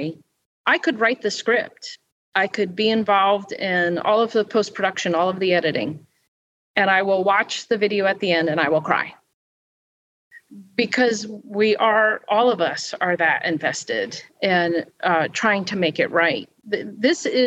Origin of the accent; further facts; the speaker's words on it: New Jersey, United States; I'm from New Jersey